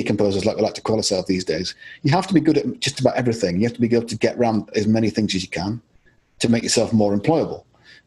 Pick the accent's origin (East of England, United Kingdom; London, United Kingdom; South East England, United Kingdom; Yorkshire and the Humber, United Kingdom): Yorkshire and the Humber, United Kingdom; also born or lived in Scotland; I lived a lot of my life in Yorkshire